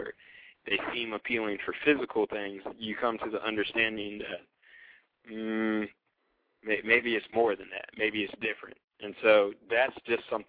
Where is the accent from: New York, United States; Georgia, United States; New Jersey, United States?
New Jersey, United States; now in North Carolina, United States; I was born in New Jersey